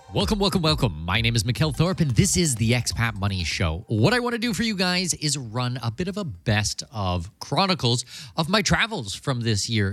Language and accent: English; Canada; also born or lived in Germany / Brazil / United Arab Emirates; now in Panama; I'm Canadian from Danish heritage